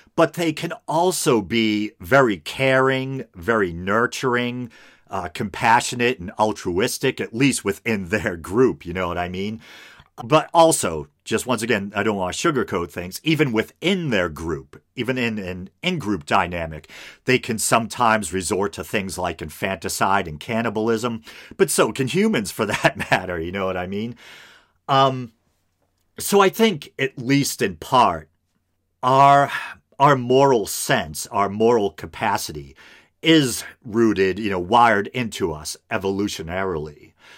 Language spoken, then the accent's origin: English; United States; as an American